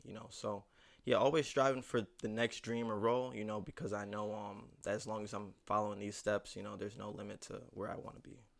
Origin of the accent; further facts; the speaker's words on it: Niagara Falls, New York, United States; Niagara Falls, New York, hometown of the Buffalo Bills and the Niagara Falls waterfall